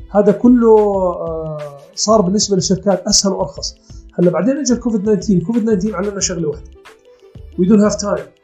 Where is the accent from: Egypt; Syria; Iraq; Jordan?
Jordan